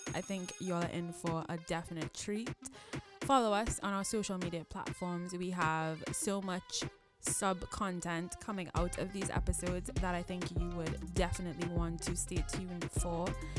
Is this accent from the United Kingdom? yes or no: no; Trinidad & Tobago; we're two girls from Trinidad.